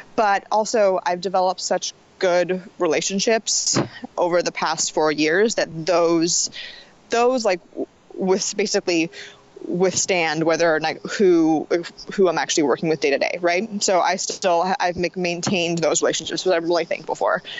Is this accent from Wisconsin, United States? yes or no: no; Los Angeles, California, United States; also born or lived in New Jersey / New York; now in Portland, United States; I'm originally from Los Angeles, California